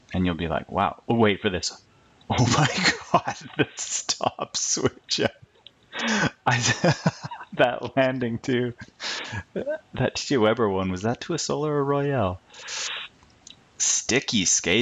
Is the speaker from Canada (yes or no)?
yes; Canada; as a Canadian